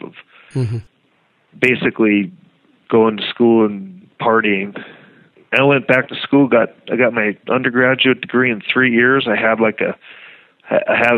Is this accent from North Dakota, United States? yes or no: yes; northern Red River Valley, North Dakota, United States; born or raised there